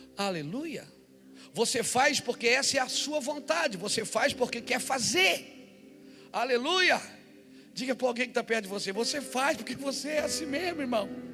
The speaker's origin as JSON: {"language": "Portuguese", "country": "Brazil", "said": "eu sou brasileiro, moro aqui"}